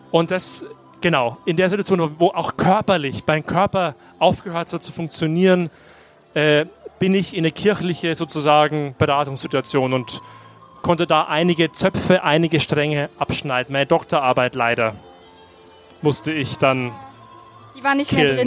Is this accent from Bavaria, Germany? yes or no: yes; Bavaria, Germany; Ich bin eben katholisch aufgewachsen im Landkreis Neumarkt in der Oberpfalz, nicht weit weg von hier.